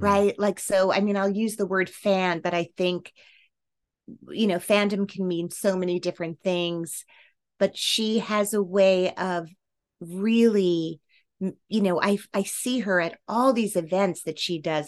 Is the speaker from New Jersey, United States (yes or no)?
yes; New Jersey, United States; I grew up in New Jersey